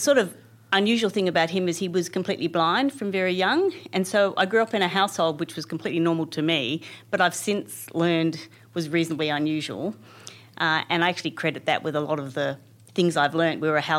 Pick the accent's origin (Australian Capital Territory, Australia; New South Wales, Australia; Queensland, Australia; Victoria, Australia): Australian Capital Territory, Australia; Canberra; I'm one of those people who are from Canberra. I grew up here in a ordinary middle-class family and all the benefits that brings.